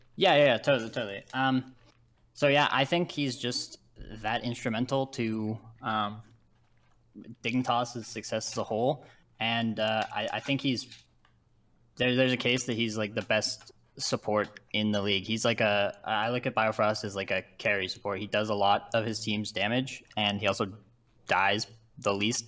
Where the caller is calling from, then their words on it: Ontario, Canada; I'm calling from uh, Ontario, Canada.